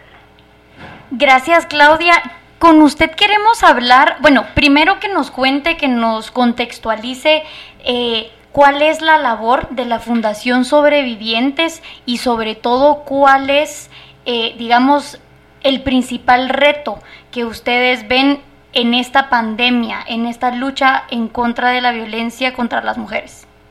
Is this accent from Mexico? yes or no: no; Guatemala